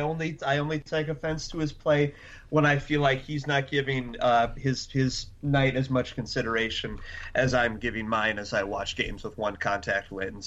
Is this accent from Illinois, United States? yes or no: yes; Chicago, Illinois, United States; I'm from Chicago.